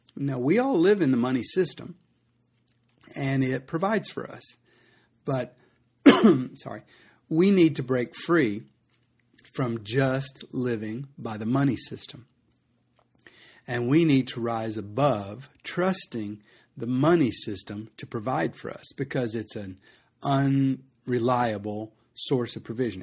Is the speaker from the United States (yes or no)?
yes; United States; as an American